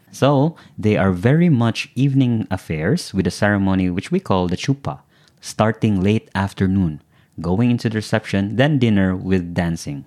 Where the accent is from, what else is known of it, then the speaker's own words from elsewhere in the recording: Philippines; as Filipinos